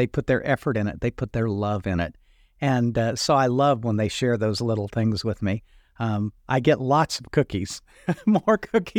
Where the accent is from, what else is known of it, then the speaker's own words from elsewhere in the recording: Indiana, United States; Milk, there's only one way to go. We're from Indiana, right?